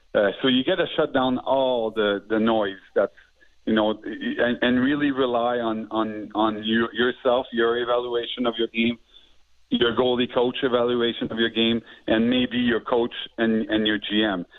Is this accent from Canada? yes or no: yes; Montreal, Quebec, Canada; the guys I grew up with here in Montreal